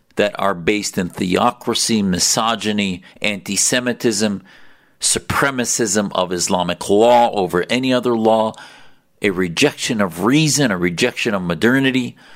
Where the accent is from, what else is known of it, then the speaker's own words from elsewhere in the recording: United States; I was blessed to have parents that came to this country to allow me to grow up free